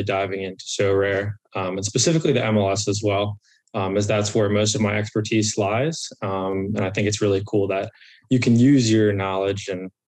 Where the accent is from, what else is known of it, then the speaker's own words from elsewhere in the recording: United States; I'm from the Baltimore DC area, born and raised